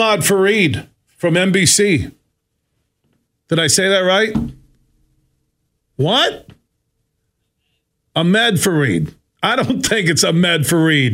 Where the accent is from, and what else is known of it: Sparta, Michigan, United States; born or raised there; also born or lived in Chicago